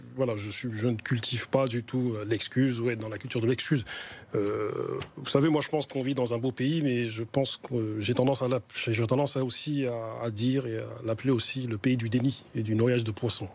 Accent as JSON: {"language": "French", "town": "Grigny", "region": "Île-de-France", "country": "France", "tie": "born or raised there", "said": "je suis originaire de Grigny"}